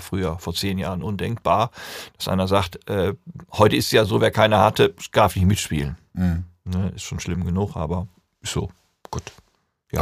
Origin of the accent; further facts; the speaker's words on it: North Rhine-Westphalia, Germany; Ich komme aus Ostwestfalen